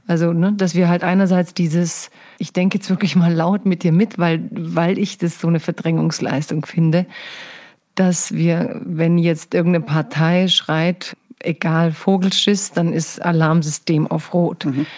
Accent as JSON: {"language": "German", "town": "Stuttgart", "region": "Baden-Württemberg", "country": "Germany", "said": "ich komme ja aus Stuttgart"}